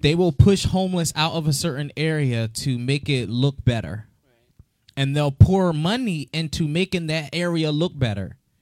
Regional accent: Philadelphia, Pennsylvania, United States; also born or lived in Florida; I went from Florida to Philadelphia. Oh, God. But growing up in the city of Philadelphia

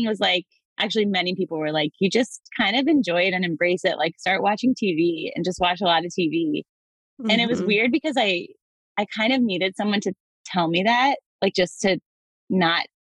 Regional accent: Atlanta, Georgia, United States; now in Baltimore, United States; I live in Baltimore, but I'm originally from Atlanta, Georgia.

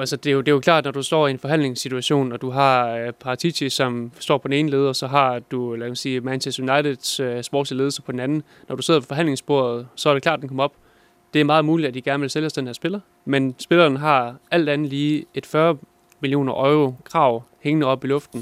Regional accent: Denmark; er jeg jo vestjyde

